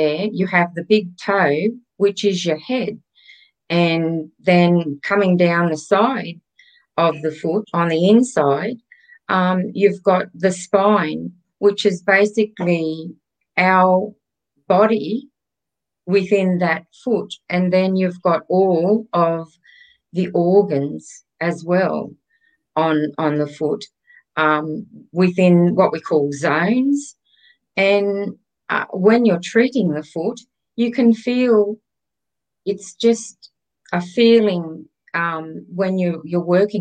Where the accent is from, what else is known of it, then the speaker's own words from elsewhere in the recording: Grafton, New South Wales, Australia; moved away; I'm from Grafton. So yes, very much a country girl.